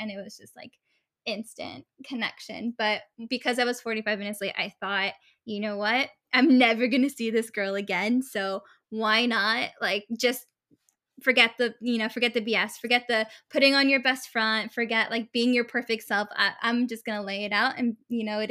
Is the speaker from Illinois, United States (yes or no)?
no; Northern California, United States; moved away as an adult; now in Los Angeles, United States; I'm from Northern California, moved out to LA to go to school, and have just stayed here ever since.